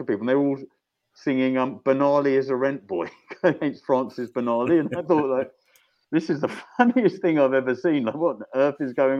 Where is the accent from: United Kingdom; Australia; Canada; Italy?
United Kingdom; London; I grew up mostly around Kentish Town